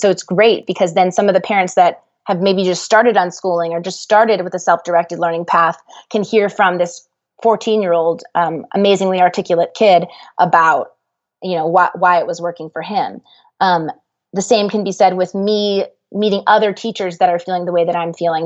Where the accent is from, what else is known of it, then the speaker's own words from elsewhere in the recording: Dallas, Texas, United States; I'm from Dallas